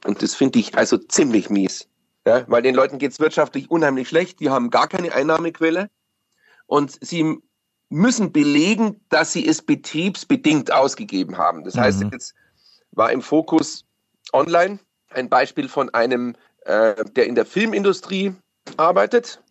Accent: Bavaria, Germany; bei uns in Bayern

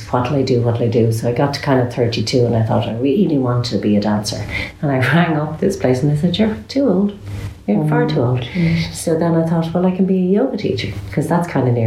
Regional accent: Ireland; moved away; I came from Catholic Ireland, like real Catholic

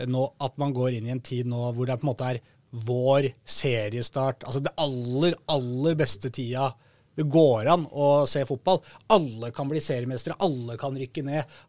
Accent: Norway; som nordmann så er ikke det noe, da.

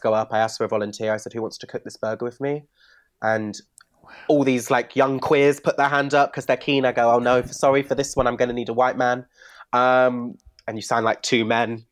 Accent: Bristol, South West England, United Kingdom; growing up in Bristol

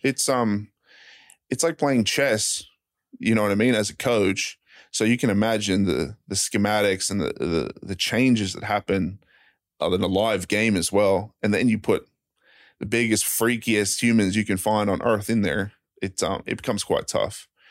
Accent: Brisbane, Queensland, Australia; moved away as an adult; also born or lived in Arizona; I'm, I'm from Australia

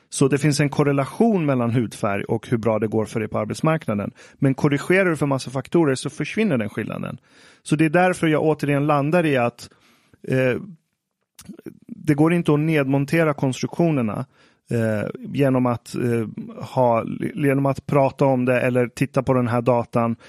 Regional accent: Iran; jag som iranier

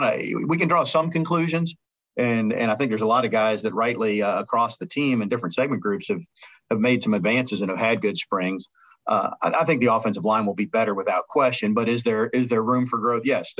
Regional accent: South Florida, United States; I grew up in South Florida

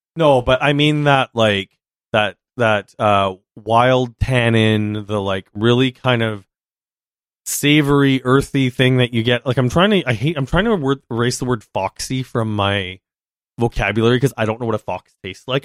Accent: Yellowknife, Northwest Territories, Canada; I was born in Yellowknife.

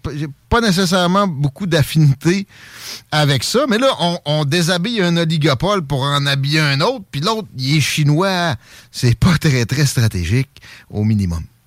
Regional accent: Canada; je suis un Canadien français, mes ancêtres sont ici depuis les années 1600.

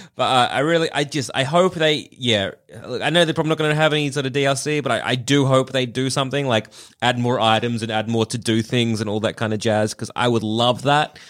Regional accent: Australia; accent: Australian; they share my accent

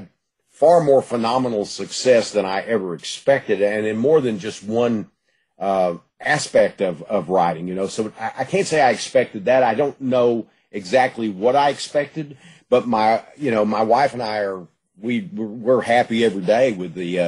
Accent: Gladewater, Texas, United States; I was born in Gladewater and lived in the East Texas area all my life.

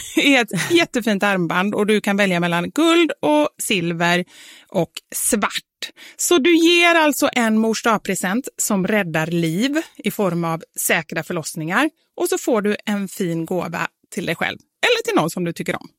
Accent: Gothenburg, Västra Götaland, Sweden; accent: Gothenburg; moved away as an adult; kommer ju från Kortedala, en förort som ligger med spårvagn typ 20-25 minuter från ja. city

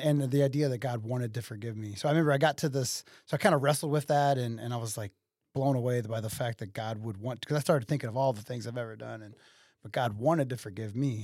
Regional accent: Waterloo, Illinois, United States; also born or lived in Collinsville, Illinois / Columbia, Illinois; I'm from Waterloo, uh, born and raised here, uh, in, in this area.

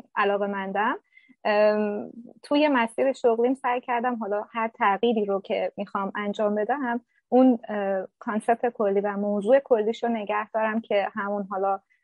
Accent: Shiraz, Fars, Iran; moved away as an adult; also born or lived in Ahvaz; now in Berlin, Germany; من توی شهر خودم توی شیراز

